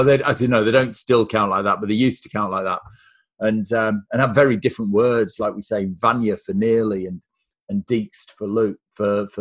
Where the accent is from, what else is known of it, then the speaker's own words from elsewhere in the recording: Lake District, Cumbria, North West England, United Kingdom; now in Australia; So originally, I'm from Cumbria in the northwest of England. And I was born and raised in a place called the Lake District